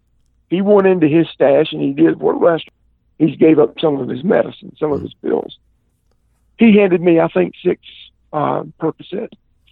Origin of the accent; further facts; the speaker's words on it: the South, United States; And I'm from the South, man, and we're, if something hurts, the way you fix it is you get a goodie powder.